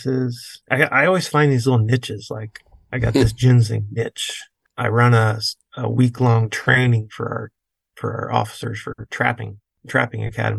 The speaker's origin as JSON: {"language": "English", "region": "Indiana", "country": "United States", "moved": "as an adult", "lives_now": "Ohio, United States", "said": "I'm really from Indiana"}